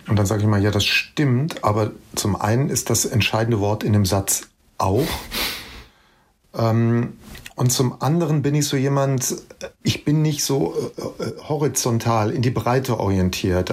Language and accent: German; Bergisch Gladbach, North Rhine-Westphalia, Germany; Ich bin früher mit meiner Mutter immer in die Stadtbücherei Bergisch Gladbach, äh, die Stadtbücherei meiner Heimatstadt, gegangen.